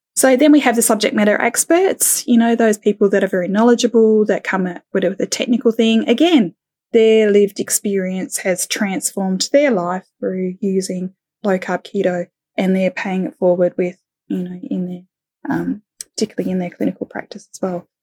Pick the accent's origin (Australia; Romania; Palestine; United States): Australia; also born or lived in United Kingdom; now in Thailand; in my heart, you know, being, being Australian